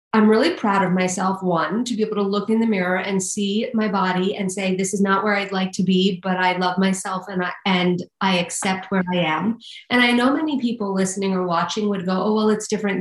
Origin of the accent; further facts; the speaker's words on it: New York City, New York, United States; I'm from Staten Island